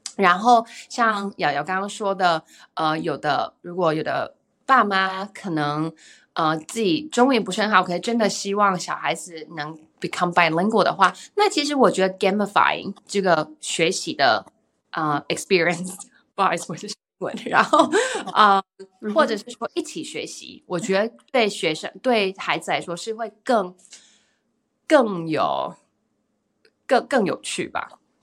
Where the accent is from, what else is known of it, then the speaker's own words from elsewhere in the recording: Taiwan; now in United States; 我是台湾人，我想要小孩有学我的，学习我的文化，学习语，学习语言，然后我又是，我又是中文老师